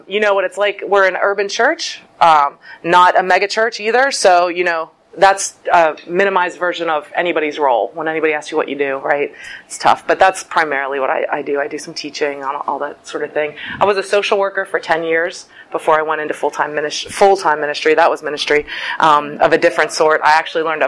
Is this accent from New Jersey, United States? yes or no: no; Pittsburgh, Pennsylvania, United States; moved away as an adult; now in Cleveland, United States; I lived a really long time in Pittsburgh my whole life, except for 4 years ago. Moved to Cleveland